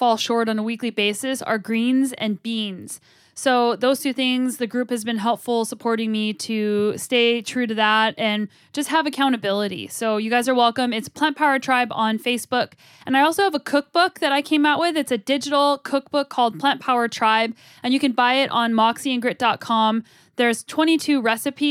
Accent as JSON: {"language": "English", "town": "Albuquerque", "region": "New Mexico", "country": "United States", "tie": "born or raised there", "said": "I grew up in Albuquerque, New Mexico."}